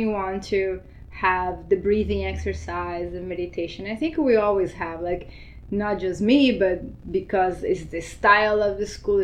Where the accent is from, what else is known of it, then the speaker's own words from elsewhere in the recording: Brazil; also born or lived in Argentina; now in Miami, United States; I was born in Argentina, but I grew up in Brazil.